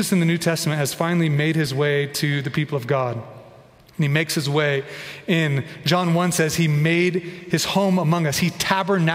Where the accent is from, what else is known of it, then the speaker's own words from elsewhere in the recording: Kansas, United States; I'm growing up in Kansas. We would do tornado drills all the time